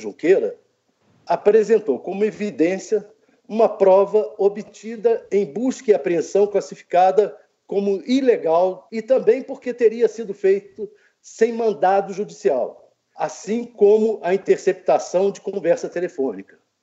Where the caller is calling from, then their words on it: Brasília, Federal District, Brazil; falo de Brasília